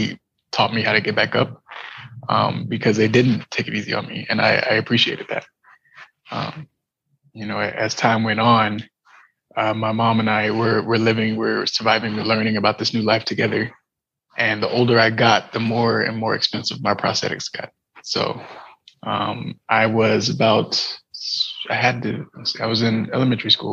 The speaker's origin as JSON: {"language": "English", "town": "San Diego", "region": "California", "country": "United States", "tie": "born or raised there", "said": "I was born in San Diego, California, with missing tibias in both of my legs"}